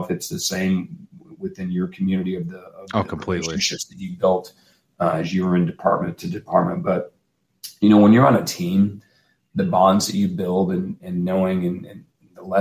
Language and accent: English; Omaha, Nebraska, United States; I grew up in Omaha, Nebraska